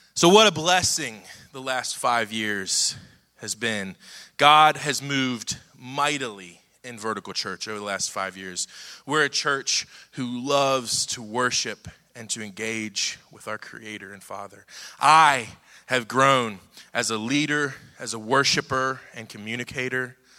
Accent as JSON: {"language": "English", "town": "Cincinnati", "region": "Ohio", "country": "United States", "moved": "as an adult", "lives_now": "Dallas, United States", "said": "We're from Cincinnati, Ohio."}